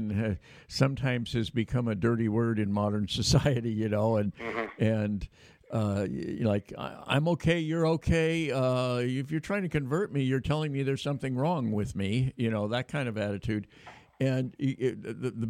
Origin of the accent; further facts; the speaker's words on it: Sacramento area, California, United States; I grew up in this area